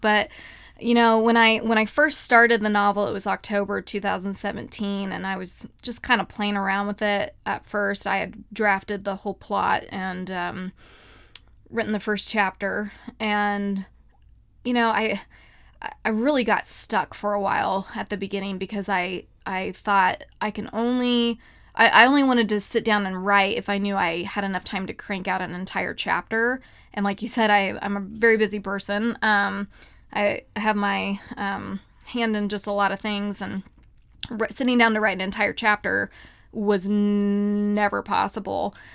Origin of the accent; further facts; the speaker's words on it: United States; also born or lived in Kansas / Ohio; I grew up in Kansas and Ohio